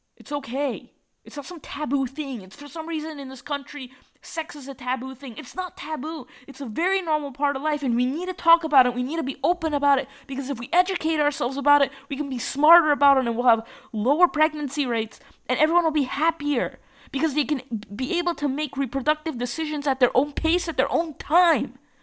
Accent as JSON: {"language": "English", "region": "Massachusetts", "country": "United States", "tie": "born or raised there", "said": "I grew up in Massachusetts and I live where I live"}